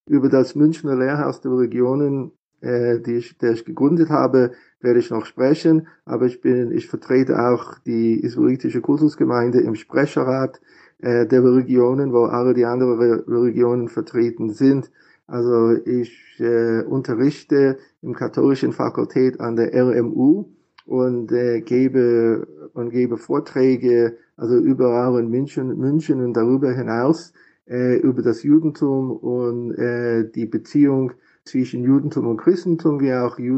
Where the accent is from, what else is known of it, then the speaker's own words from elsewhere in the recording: Philadelphia, Pennsylvania, United States; German is a second language; now in Germany; Ich bin in den USA in Philadelphia geboren und aufgewachsen, habe meine Ausbildung in Yeshiva University in New York gemacht